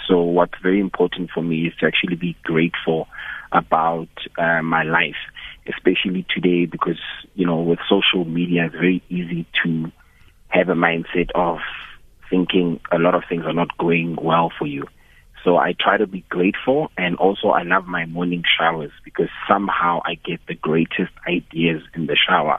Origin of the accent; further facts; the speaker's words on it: Johannesburg, Gauteng, South Africa; I was born in Joburg. I had a basic life, I guess, in Joburg.